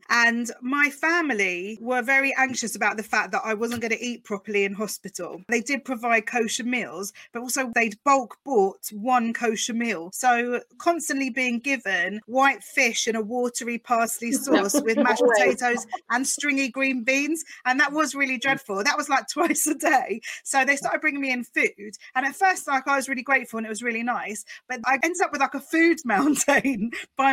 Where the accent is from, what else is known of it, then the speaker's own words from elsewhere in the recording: Essex, East of England, United Kingdom; two Essex Jews